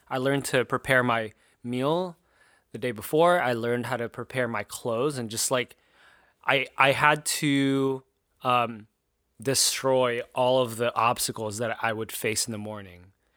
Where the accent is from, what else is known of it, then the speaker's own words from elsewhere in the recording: Southern California, United States; now in Philadelphia, United States; I'm from Southern California